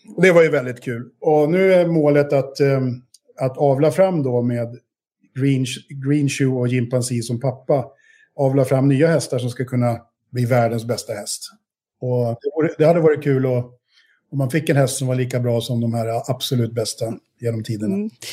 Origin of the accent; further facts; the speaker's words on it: Sweden; moved away as an adult; jag har ju bott utanför Sverige i snart 25 år. Mm. Um, och, eh, men jag är trots allt ändå svensk